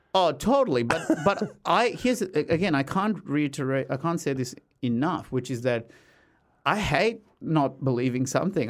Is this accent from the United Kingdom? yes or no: no; Australia; as an Aussie